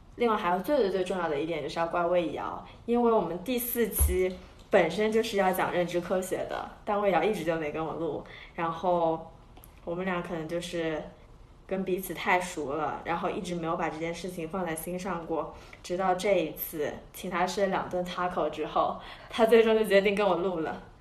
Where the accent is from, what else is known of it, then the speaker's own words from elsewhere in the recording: China; now in United States; 我作为一个在美国读书的中国人